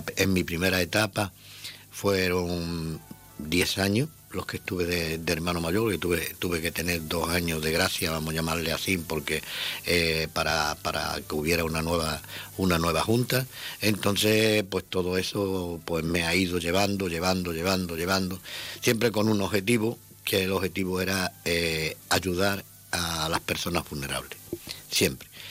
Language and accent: Spanish; Ceuta, Spain; also born or lived in Almería; Yo soy de aquí de Ceuta, nacido en Ceuta, mi entorno estaba en Ceuta